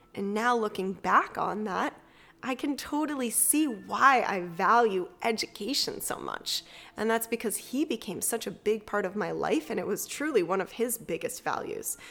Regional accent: Massachusetts, United States; also born or lived in Salem, Massachusetts; I grew up in Massachusetts

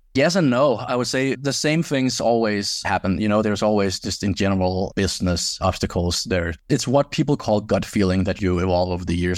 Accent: Denmark; moved away as an adult; I grew up in Denmark

